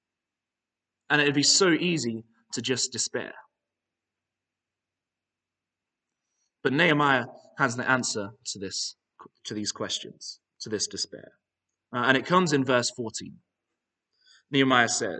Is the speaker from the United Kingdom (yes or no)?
yes; Northern Ireland, United Kingdom; now in Aberdeen, United Kingdom; I did a decent bit of my growing up in Northern Ireland.